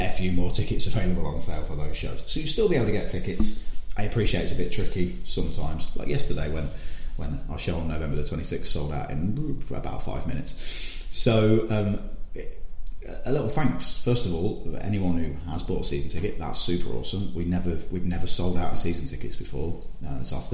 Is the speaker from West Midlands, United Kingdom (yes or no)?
no; Leicester, East Midlands, United Kingdom; It's my hometown